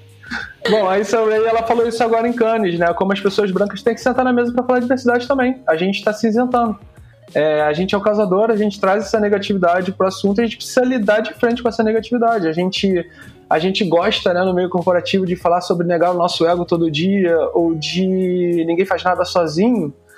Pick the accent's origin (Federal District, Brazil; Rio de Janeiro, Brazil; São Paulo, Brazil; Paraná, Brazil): Rio de Janeiro, Brazil; Eu sou da Zona Norte aqui do Rio de Janeiro